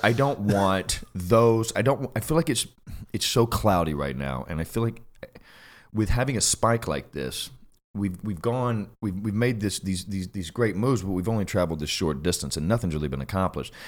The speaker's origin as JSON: {"language": "English", "region": "Alabama", "country": "United States", "tie": "born or raised there", "moved": "as an adult", "lives_now": "Los Angeles, United States", "said": "I grew up in Bama"}